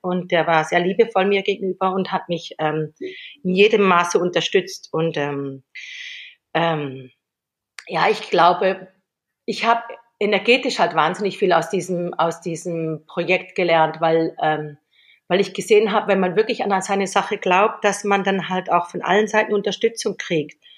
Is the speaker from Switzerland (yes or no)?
yes; Switzerland; moved away as an adult; now in Mallorca, Spain; ich habe 18 Jahre in der Schweiz gelebt und und da bin ich aufgewachsen